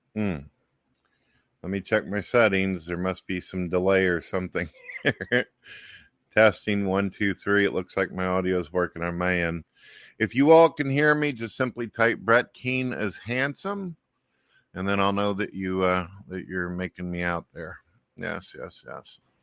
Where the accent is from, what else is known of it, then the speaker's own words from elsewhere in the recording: St. Louis, Missouri, United States; I'm from St. Louis, Missouri